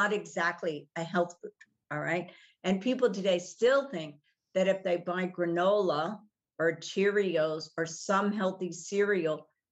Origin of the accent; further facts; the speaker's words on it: Texas, United States; I grew up in Texas. We had a farm.